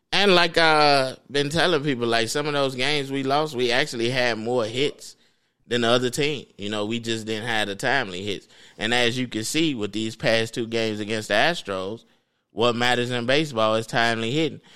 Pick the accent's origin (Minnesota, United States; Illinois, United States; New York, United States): Illinois, United States; Chicago; I'm from the South Side